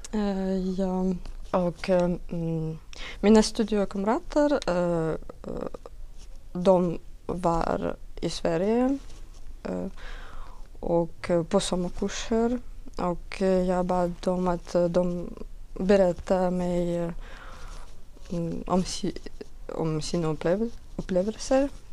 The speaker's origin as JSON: {"language": "Swedish", "country": "Belarus", "also_born_or_lived": "Minsk", "second_language": "Swedish", "moved": "as an adult", "lives_now": "Sweden", "said": "jag kommer från Belarus."}